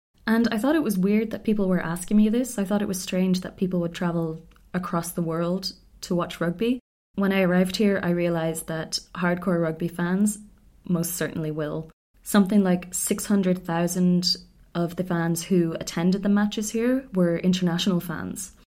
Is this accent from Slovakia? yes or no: no; Ireland; And I don't know if it's just me being Irish